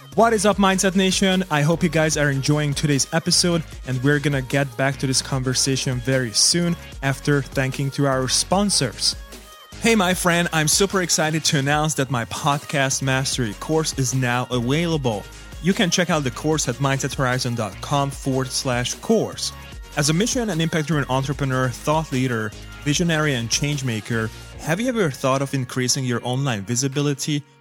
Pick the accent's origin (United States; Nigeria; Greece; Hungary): Hungary; moved away as an adult; also born or lived in Germany; I was born in Hungary and I moved out to Germany to work there as an architect